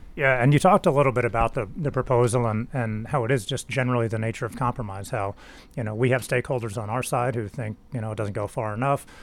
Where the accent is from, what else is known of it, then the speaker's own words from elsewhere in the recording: Tennessee, United States; I'm, I'm from Tennessee. I grew up in Tennessee